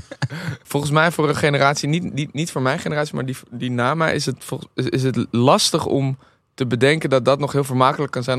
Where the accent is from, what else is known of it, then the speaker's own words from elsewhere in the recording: Amsterdam, North Holland, Netherlands; ik ben in Amsterdam opgegroeid